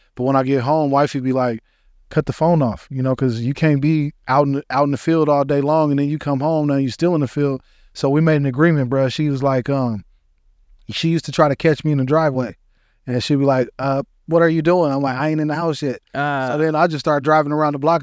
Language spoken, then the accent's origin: English; Denver, Colorado, United States; I'm from Denver, Colorado